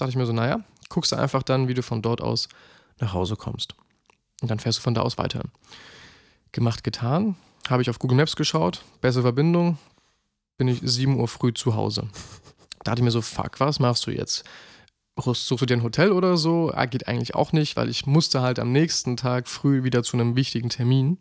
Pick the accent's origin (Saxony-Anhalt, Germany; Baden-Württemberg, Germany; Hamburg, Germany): Saxony-Anhalt, Germany; Halle; zurück in meine Heimat nach Halle